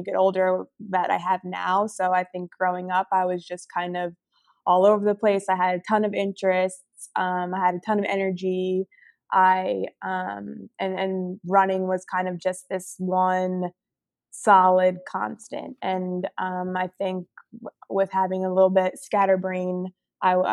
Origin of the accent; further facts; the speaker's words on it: New Jersey, United States; moved away as an adult; also born or lived in Philadelphia / Austin, Texas; now in Portland, United States; I grew up in New Jersey